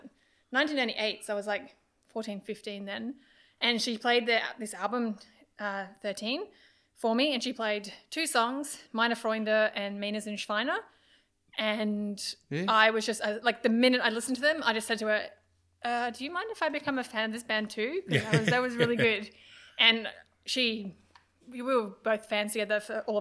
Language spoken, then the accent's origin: English; Australia; I'm that Australian fan